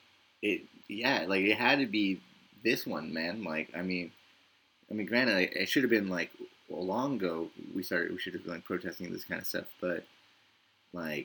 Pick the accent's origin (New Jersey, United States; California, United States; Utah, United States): California, United States; Victorville; now in Mobile, United States; my hometown in Victorville